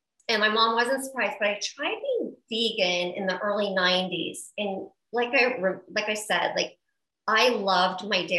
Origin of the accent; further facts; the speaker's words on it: Midwest, United States; I grew up in the Midwest